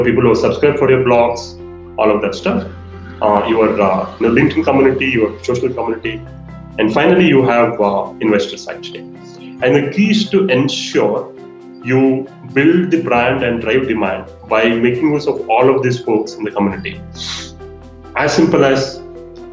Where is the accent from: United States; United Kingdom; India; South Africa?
India; as Indian marketers